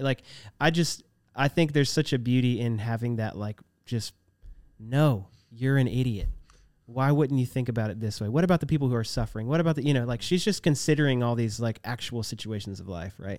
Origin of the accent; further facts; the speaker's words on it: Virginia, United States; We're both from Virginia